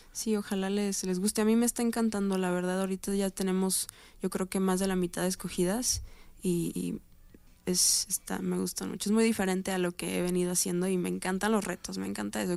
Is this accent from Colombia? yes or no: no; Mexico; soy mexicana